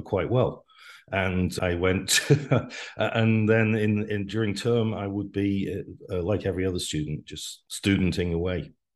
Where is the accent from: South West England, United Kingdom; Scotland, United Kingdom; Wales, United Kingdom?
Wales, United Kingdom; moved away as an adult; also born or lived in Manchester / London; now in United States; I grew up in Wales